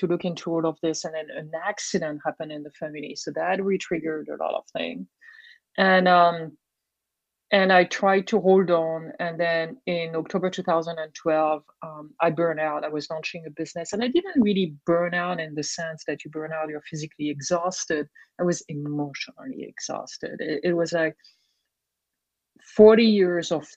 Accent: Brittany, France; accent: French; English is a second language; moved away; I grew up in Brittany, France

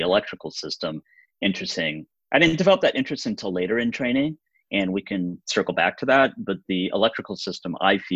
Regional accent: Chicago, Illinois, United States; moved away as an adult; also born or lived in New York; now in Mission Viejo, United States; my hometown is Chicago. I grew up in Chicago, went to school

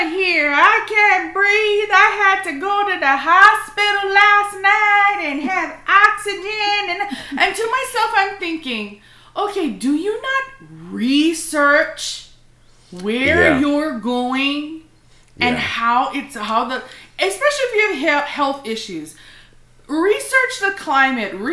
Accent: Hawaii, United States; moved away; also born or lived in Colorado / Missouri; I was born and raised in Hawaii, but I've also lived in other states

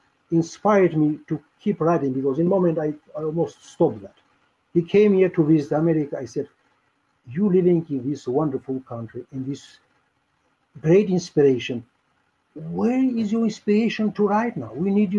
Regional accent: Albania; English is a second language; moved away as an adult; now in United States; I'm proud to say that I am one of the best landlords because I was homeless in my home country.

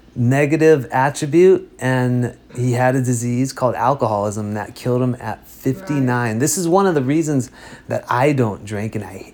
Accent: Los Angeles, California, United States; I grew up in Harbor City, California.

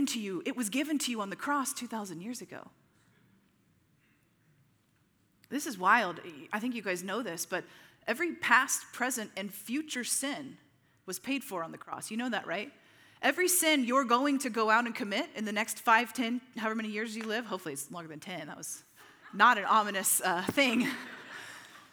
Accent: Midwest, United States; you and I growing up in the Midwest

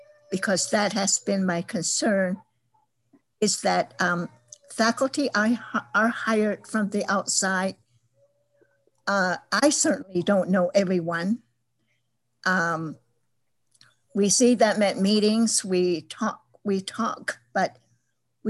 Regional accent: Tohono O'odham Nation, Arizona, United States; I was born at home on the Tohono O'odham Nation

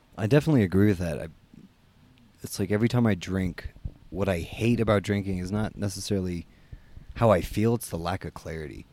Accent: United States; I'm American.

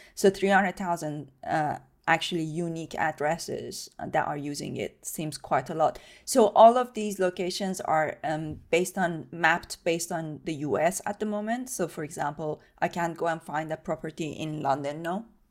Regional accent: Iran; moved away; I grew up in Iran

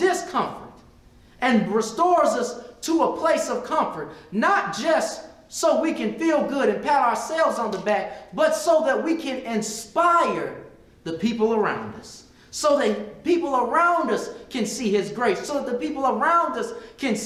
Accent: Stone Mountain, Georgia, United States; I just came from a little black school, and I came from a little black high school

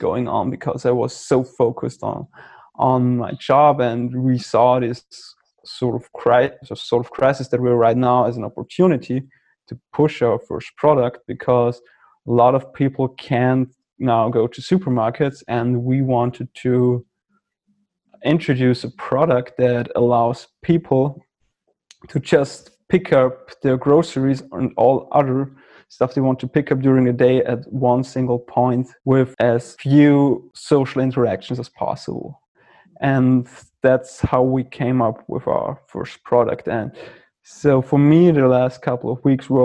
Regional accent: Austria; I'm from Austria

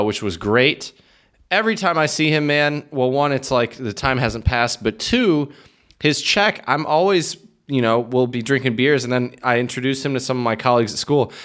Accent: Midwest, United States; moved away as an adult; also born or lived in Michigan; now in Czech Republic; as a Midwesterner

